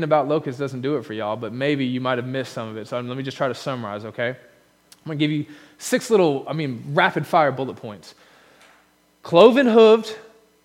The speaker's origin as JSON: {"language": "English", "country": "United States", "said": "Being an American"}